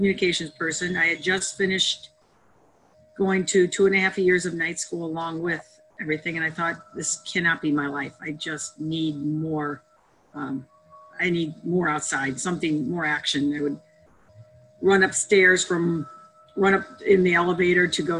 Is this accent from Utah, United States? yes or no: no; outside Chicago, Illinois, United States; I grew up outside Chicago